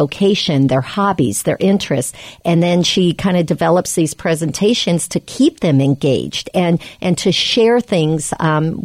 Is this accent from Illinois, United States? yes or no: no; Des Moines, Iowa, United States; I was raised and born in Des Moines, Iowa.